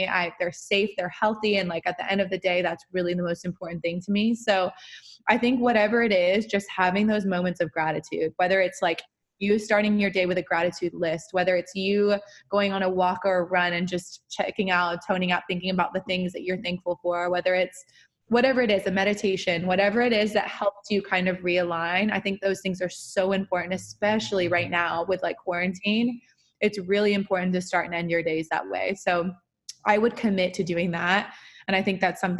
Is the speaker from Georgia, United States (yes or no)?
yes; Georgia, United States; moved away; I grew up like, in the suburbs of Georgia